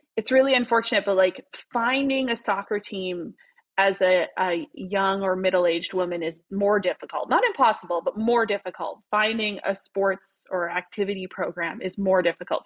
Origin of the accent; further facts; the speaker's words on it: Saskatoon, Saskatchewan, Canada; moved away as an adult; also born or lived in Regina / Prince Albert; now in Edmonton, Canada; I'm originally from Saskatchewan. I was born and raised in Saskatoon